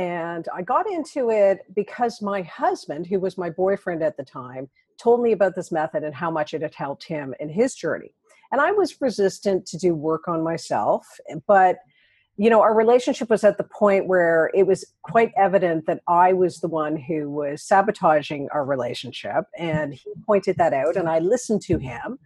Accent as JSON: {"language": "English", "town": "Toronto", "region": "Ontario", "country": "Canada", "said": "I'm from Toronto"}